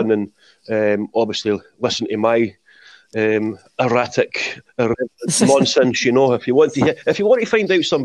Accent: Edinburgh, Scotland, United Kingdom; accent: Leith; also born or lived in Halifax, West Yorkshire, England; I grew up in Leith.

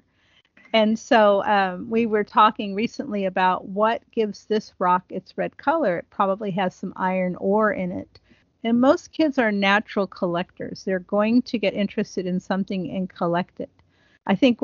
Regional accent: Ohio, United States; I grew up in Ohio, and there's a tree called the buckeye tree

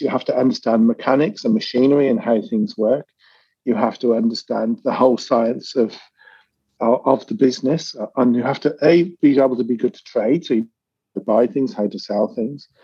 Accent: United Kingdom; being British

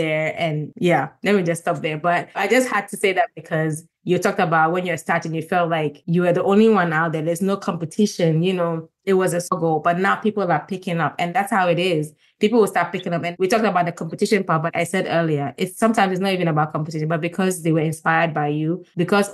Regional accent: Gambia; also born or lived in Ghana; I'm from Ghana, I grew up in Gambia.

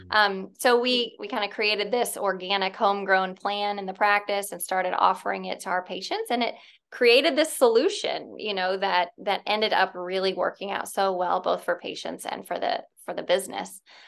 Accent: Fort Wayne, Indiana, United States; now in Indianapolis, United States; Yeah. So I'm from Northern Indiana. I grew up in Fort Wayne. I went to college at IU, so down in Bloomington.

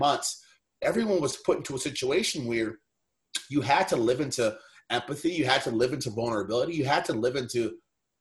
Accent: Baltimore, Maryland, United States; I grew up and lived in Baltimore

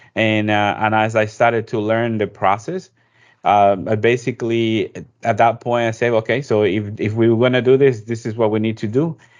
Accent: Ecuador; also born or lived in New York; now in Georgia, United States; I'm originally from Ecuador, in South America

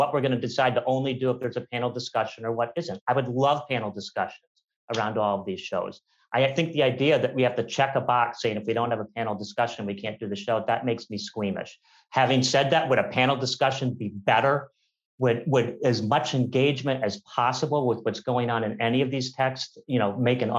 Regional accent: Manila, Metro Manila, Philippines; And this really happened. I'm from Manila and it is still happening.

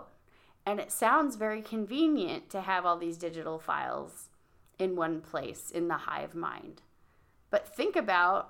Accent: Illinois, United States; I was raised in Illinois

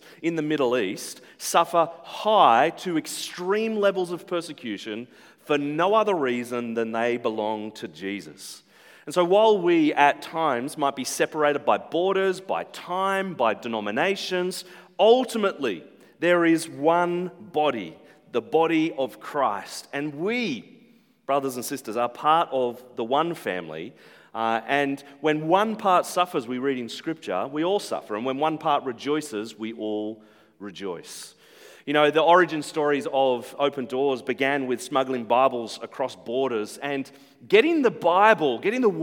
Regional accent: Central Coast, New South Wales, Australia; now in Brisbane, Australia; We are based in Brisbane. But I grew up on the Central Coast. I've spent more of my life on the Central Coast than anywhere else

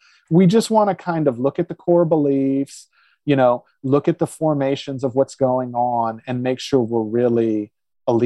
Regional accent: the South, United States; I grew up in the South

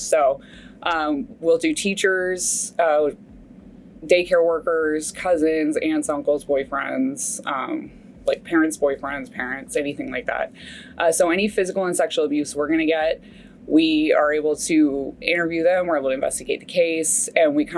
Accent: Fairfax County, Virginia, United States; moved away as an adult; also born or lived in Texas; now in Dallas, United States; I grew up in Virginia, Fairfax County, Virginia

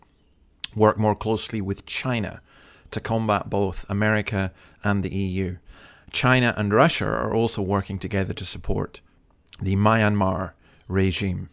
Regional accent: Scotland, United Kingdom; now in Australia; I'm from Scotland

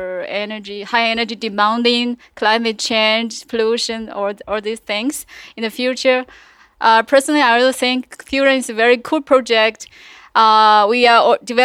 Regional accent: China; now in France; I'm from China

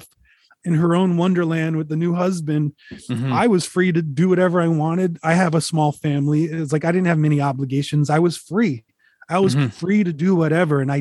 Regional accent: Rhode Island, United States; moved away as an adult; now in Connecticut, United States; I'm representing Rhode Island everywhere.

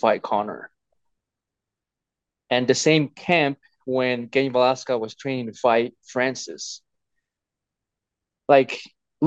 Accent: Tonga; moved away; when I was growing up in Tonga

